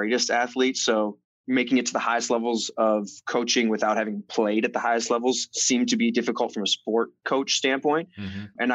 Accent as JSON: {"language": "English", "region": "Minnesota", "country": "United States", "tie": "born or raised there", "moved": "yes", "lives_now": "Long Beach, United States", "said": "Born and raised in Minnesota."}